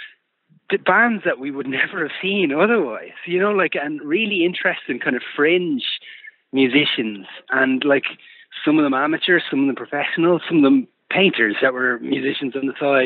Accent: Fingal, outskirts of Dublin, Leinster, Ireland; we are, like, products of our upbringing, right? We're from the outskirts of Dublin City. We're all from Fingal.

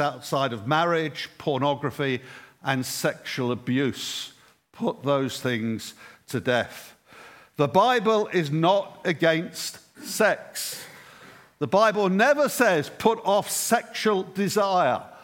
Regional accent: England, United Kingdom; I'm English and I'm raised with Christ.

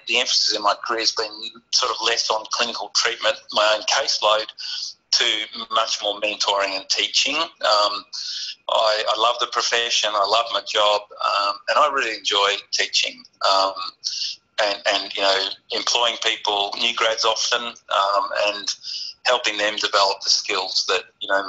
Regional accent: Melbourne, Victoria, Australia; moved away as an adult; now in Hobart, Australia; I grew up in Melbourne.

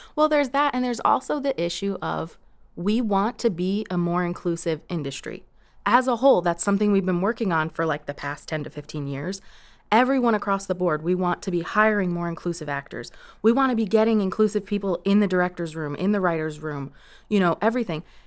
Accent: New York, United States; moved away; I grew up in New York

